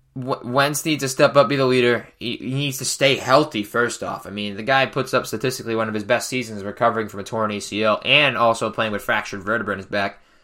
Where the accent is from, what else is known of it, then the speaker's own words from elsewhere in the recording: New England, United States; I'm from New England